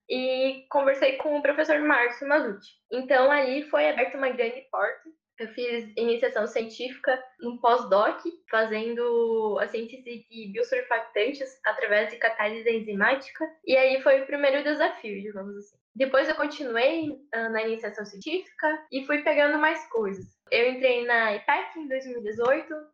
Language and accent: Portuguese; Erechim, Rio Grande do Sul, Brazil; sou de Erechim, no norte do Rio Grande do Sul